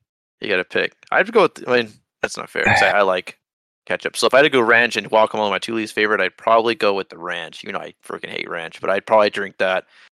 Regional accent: United States; Even though we're bitter because we're American

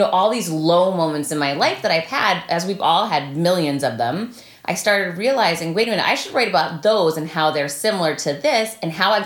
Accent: Worcester, Massachusetts, United States; we grew up together in Worcester, Mass

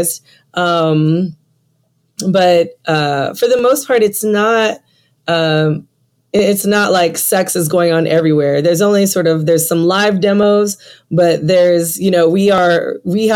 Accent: San Francisco, California, United States; now in Atlanta, United States; I'm from San Francisco

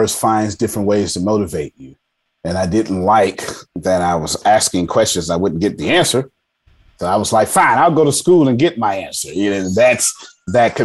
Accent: Galveston, Texas, United States; accent: Texas drawl; I grew up in Galveston, Texas

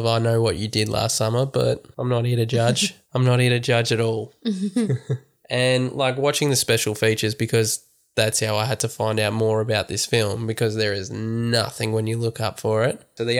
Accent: Australia; I'm Australian.

